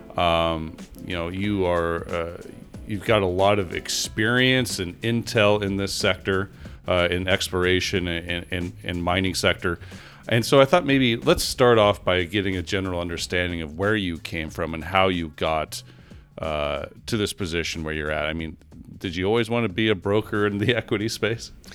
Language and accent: English; Denver, Colorado, United States; my hometown of Denver, Colorado.